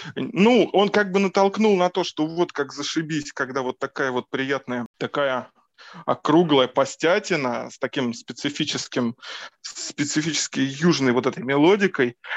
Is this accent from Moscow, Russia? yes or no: yes; Moscow, Russia; я из Москвы, тут родился, тут и вырос